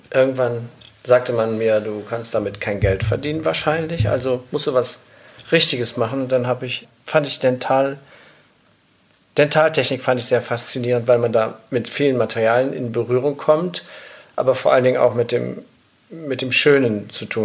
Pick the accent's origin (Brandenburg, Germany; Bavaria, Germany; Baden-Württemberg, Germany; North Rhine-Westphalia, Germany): North Rhine-Westphalia, Germany; Bonn; born there; ich bin ja in Bonn geboren